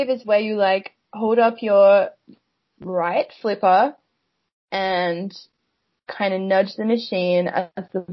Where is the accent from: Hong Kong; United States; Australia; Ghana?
Australia; being Aussie